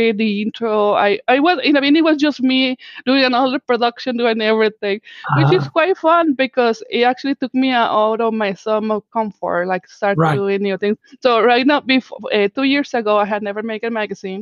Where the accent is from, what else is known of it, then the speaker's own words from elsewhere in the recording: Mexico; first language Spanish; English is a second language; moved away; I am actually from Mexico